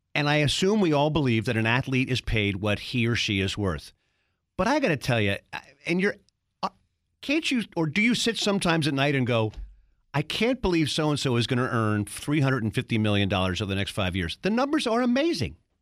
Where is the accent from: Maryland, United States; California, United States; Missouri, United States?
Maryland, United States; Baltimore; I grew up in Baltimore